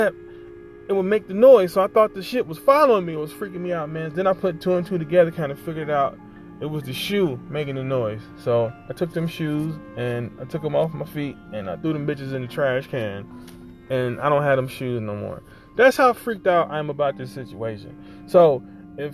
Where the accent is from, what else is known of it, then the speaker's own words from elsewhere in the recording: Ohio, United States; moved away; I grew up in Ohio